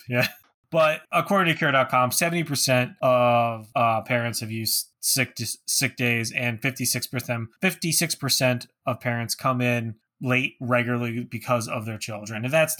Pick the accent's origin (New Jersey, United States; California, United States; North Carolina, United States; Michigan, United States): New Jersey, United States; now in Northeastern Pennsylvania, United States; I was born in New Jersey.